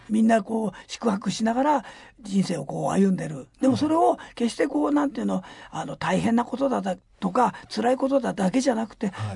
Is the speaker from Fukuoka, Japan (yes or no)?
no; Gyoda, Saitama, Japan; 僕は埼玉県行田市で生まれたから